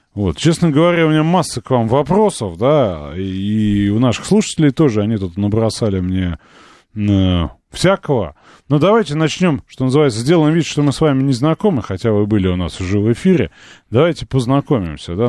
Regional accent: Moscow, Russia; Я вот как москвич

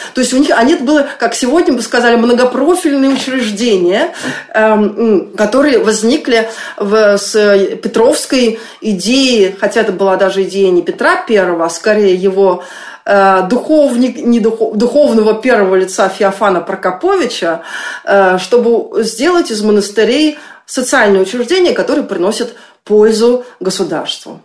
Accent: Saint Petersburg, Russia; я еще росла в Ленинграде

